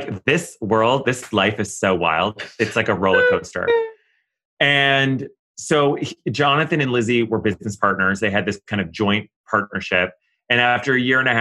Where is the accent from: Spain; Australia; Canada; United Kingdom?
Canada; Ottawa, Ontario; moved away as an adult; also born or lived in Kingston, Ontario / New York; growing up in Canada without social media